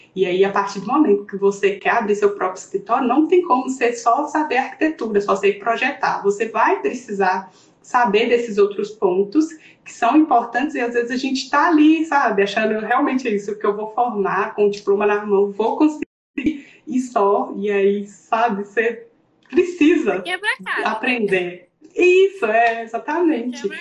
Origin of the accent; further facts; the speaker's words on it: interior of Minas Gerais, Brazil; accent: mineira; moved away as an adult; nós duas somos do interior de Minas